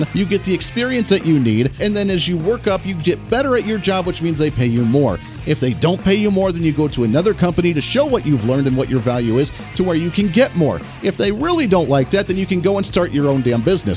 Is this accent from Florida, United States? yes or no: no; Kansas, United States; here in Kansas, where my home state is